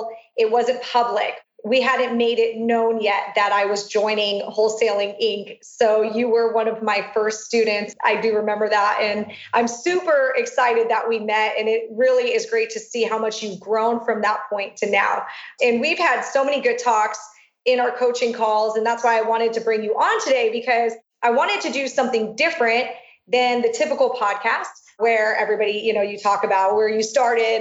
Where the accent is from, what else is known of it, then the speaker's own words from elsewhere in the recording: Long Beach, California, United States; my hometown in Long Beach